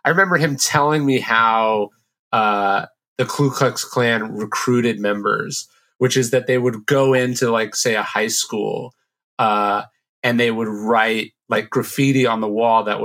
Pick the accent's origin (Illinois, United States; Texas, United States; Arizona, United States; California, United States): California, United States; Sacramento; I grew up in Sacramento, which is a pretty conservative town